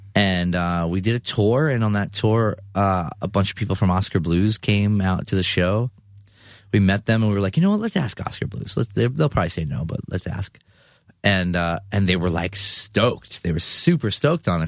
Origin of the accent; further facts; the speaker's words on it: New York City, New York, United States; I'm from Eastern Queens